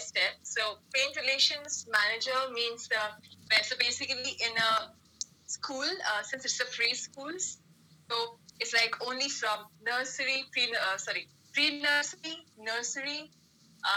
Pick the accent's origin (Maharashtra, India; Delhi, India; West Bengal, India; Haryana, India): West Bengal, India; Kolkata; now in Bangalore, India; my native is in Calcutta